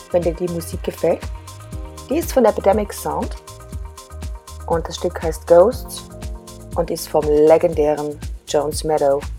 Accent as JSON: {"language": "German", "country": "Germany", "lives_now": "Vienna, Austria", "said": "In meiner Kolumne Wiener Geschichten erzähle ich meine Erlebnisse als Deutsche in Österreich, nämlich in Wien."}